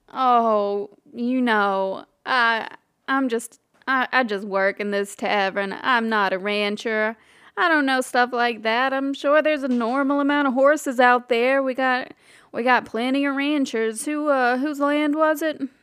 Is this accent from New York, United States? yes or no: no; Alabama, United States; we're from Alabama.